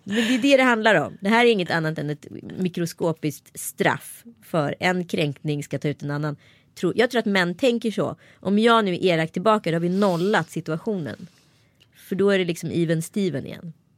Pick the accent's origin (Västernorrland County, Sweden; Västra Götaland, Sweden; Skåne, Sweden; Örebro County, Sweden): Örebro County, Sweden; Örebro; accent: Närke dialect (närkingska); det är nog min egen dialekt. Det vill säga närkingskan